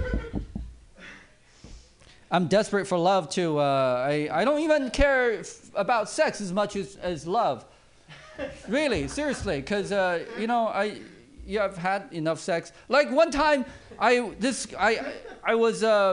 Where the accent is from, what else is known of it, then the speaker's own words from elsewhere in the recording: China; now in United States; I grew up in China, overseas actually